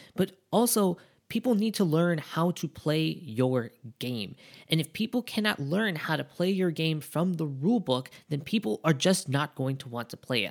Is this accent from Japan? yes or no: yes; Japan; we're from Japan